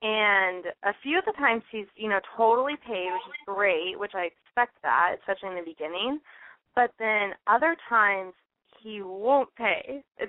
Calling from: Los Angeles, California, United States; I'm calling from L.A., so locally.

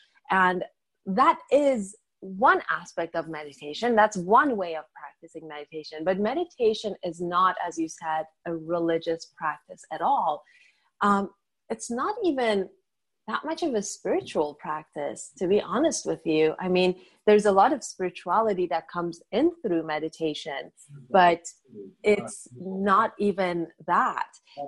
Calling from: Los Angeles, California, United States; I'm talking from beautiful, sunny Southern California, Los Angeles, California.

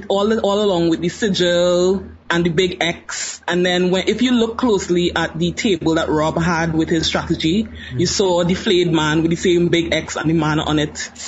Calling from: Trinidad & Tobago; I'm actually calling from Trinidad and Tobago.

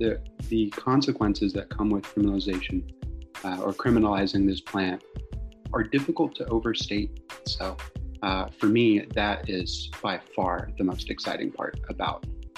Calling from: Norfolk, Virginia, United States; I'm calling in from Norfolk, Virginia.

